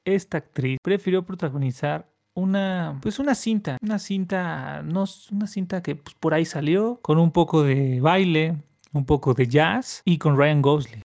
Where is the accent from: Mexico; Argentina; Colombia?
Mexico; somos mexicanos